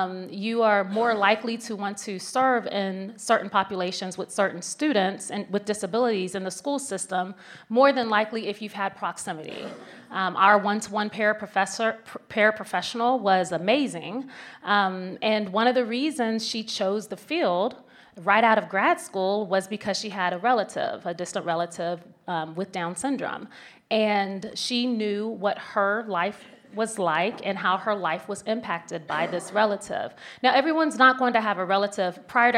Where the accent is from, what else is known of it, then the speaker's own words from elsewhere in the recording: Virginia, United States; Where are you from? Tell me. I'm from Virginia.